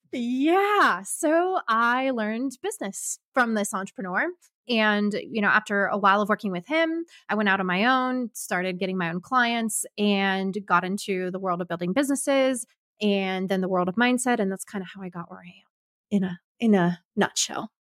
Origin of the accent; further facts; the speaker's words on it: Kansas, United States; moved away as an adult; also born or lived in Ohio / Arkansas; I'm originally from Kansas, moved my life first to Michigan, or, I mean, Ohio